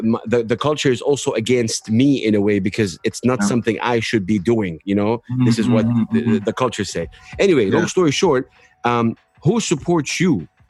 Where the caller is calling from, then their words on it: Saudi Arabia; moved away; I moved from Saudi to the UAE, where I'm calling you from now